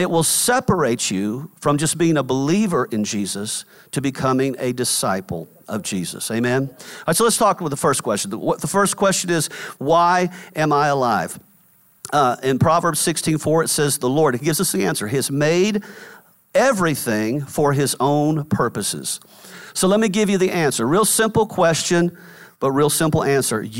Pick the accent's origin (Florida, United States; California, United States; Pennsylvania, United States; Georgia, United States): Georgia, United States; Atlanta; I was driving from Atlanta, which is where we we're from, up to New York, which is where I was living.